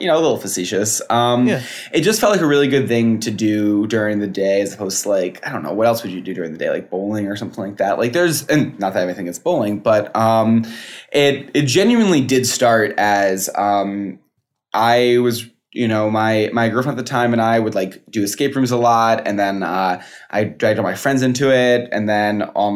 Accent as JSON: {"language": "English", "town": "Schaghticoke", "region": "New York", "country": "United States", "moved": "yes", "lives_now": "California, United States", "said": "I am from, also what people would say is not, I'm California now, but what people would say is not New York, but upstate New York as well, from outside of Albany."}